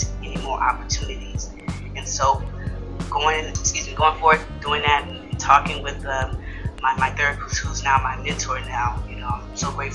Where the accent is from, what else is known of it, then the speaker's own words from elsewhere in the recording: Houston, Texas, United States; also born or lived in Third Ward, Houston; being from the same place he's from, I'm from Fifth Ward, but I also spent time in Third Ward as a kid